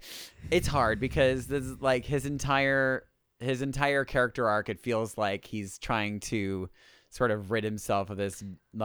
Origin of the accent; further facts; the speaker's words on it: California, United States; I'm a Californian.